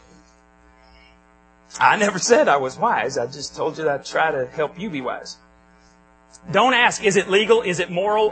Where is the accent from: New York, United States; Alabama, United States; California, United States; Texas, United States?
Texas, United States; Borger; moved away; Where I grew up in Borger, just south of Stinnett, we had alleys